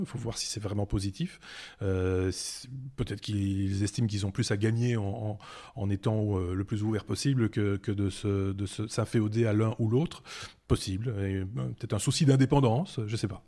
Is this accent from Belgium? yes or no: yes; Belgium; chez nous en Belgique